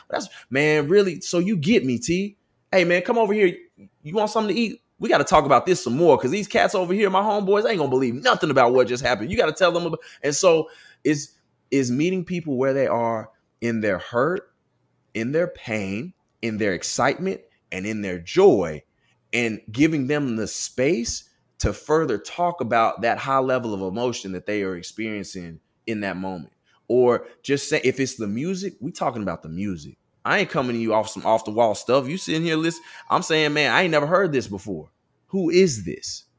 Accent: Austin, Texas, United States; moved away as an adult; also born or lived in Southern California; growing up in West Austin, Westlake High School suburban area

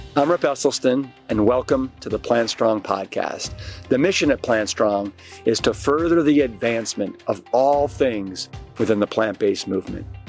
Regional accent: Austin, Texas, United States; born or raised there

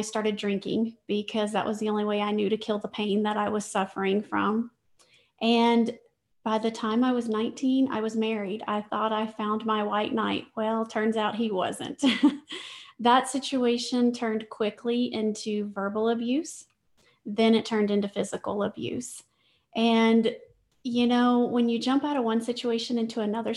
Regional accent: Louisiana, United States; I grew up in Louisiana

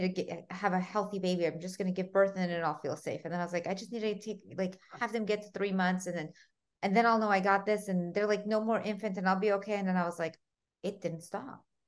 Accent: United States; English is a second language; also born or lived in Armenia; I was five when my parents moved from Armenia to America

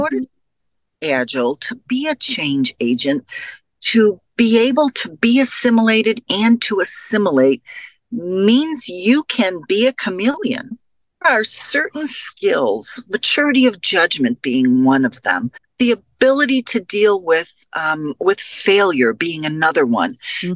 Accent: Chicago, Illinois, United States; I come from Chicago.

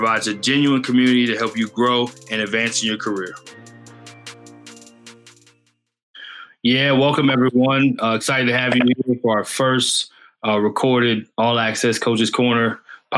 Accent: Plano, Texas, United States; We're both from Dallas. I graduated high school in the north, in Plano East

